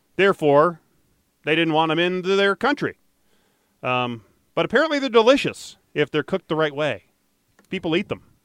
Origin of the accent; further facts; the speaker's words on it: Detroit, Michigan, United States; Growing up in Detroit